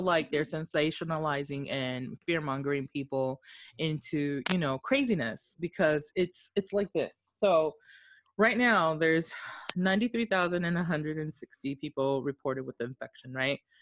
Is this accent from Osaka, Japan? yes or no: no; Okinawa, Japan; moved away; I was born and raised in Oki